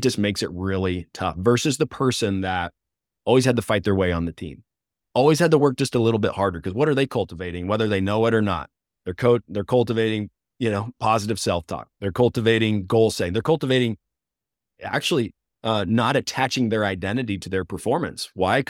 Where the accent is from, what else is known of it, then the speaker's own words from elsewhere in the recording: Mountain Home, Arkansas, United States; I'm from Mountain Home, which is North Central